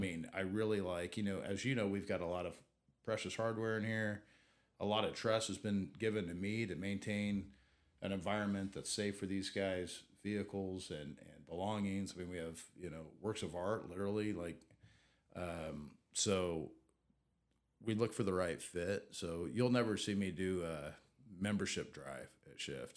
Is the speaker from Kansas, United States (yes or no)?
yes; Southeast Kansas, United States; now in Wichita, United States; I grew up in Southeast Kansas